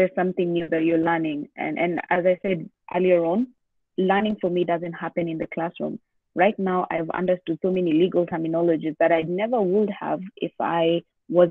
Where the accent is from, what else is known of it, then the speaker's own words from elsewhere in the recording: Kenya; I've been born and raised in Kenya